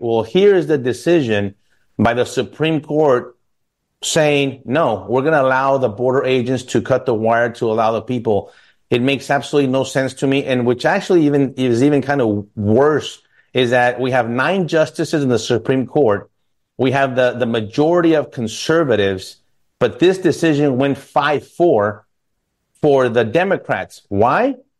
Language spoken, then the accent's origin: English; El Paso, Texas, United States; my family growing up in El Paso